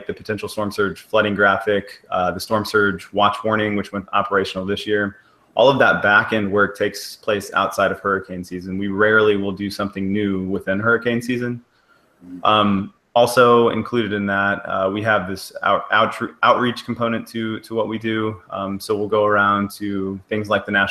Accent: Missouri, United States; moved away as an adult; I'm from Missouri, so I had all four seasons

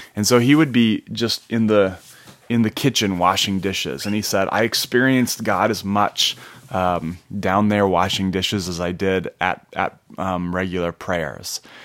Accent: Minnesota, United States; I grew up in Minnesota in a Christian home.

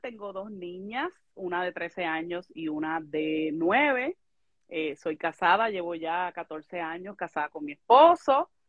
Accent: Yabucoa, Puerto Rico; moved away as an adult; now in Texas, United States; soy del municipio de Yabucoa, Puerto Rico

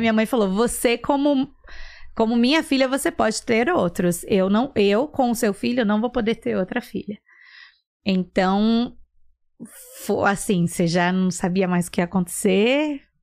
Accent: São Paulo, Brazil; now in Atlanta, United States; Sou de São Paulo. Hum. Na verdade, ABC Paulista

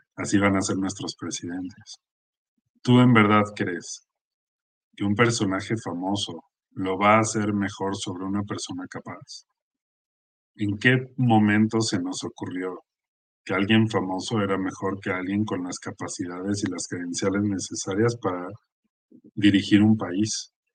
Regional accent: Mexico; el ambiente en el que estamos viviendo como mexicanos

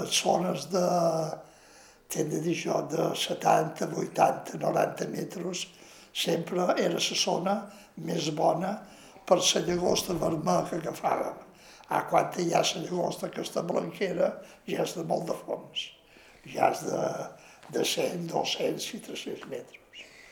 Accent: Ciutadella, Balearic Islands, Spain; born or raised there

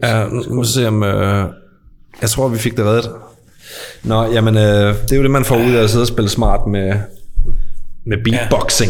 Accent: near Skovby, Als, Southern Denmark, Denmark; Skorby er ikke så langt fra, hvor jeg er vokset op.

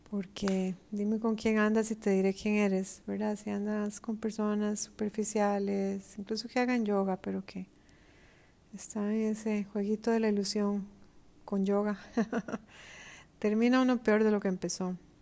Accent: Costa Rica; moved away; en mi país, Costa Rica

